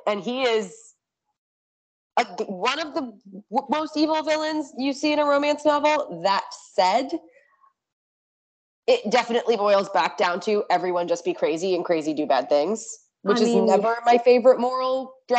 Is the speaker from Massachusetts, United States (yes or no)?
no; New Jersey, United States; I'm from New Jersey